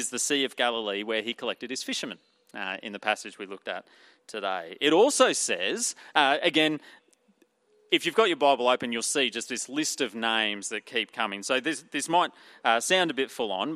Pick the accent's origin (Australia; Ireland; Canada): Australia; Emerald, Queensland; I'm from Emerald in central Queensland